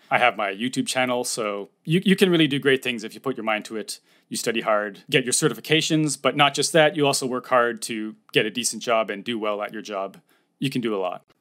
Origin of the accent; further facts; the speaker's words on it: Toronto, Ontario, Canada; moved away as an adult; now in Japan; I am from Canada, Toronto or near Toronto.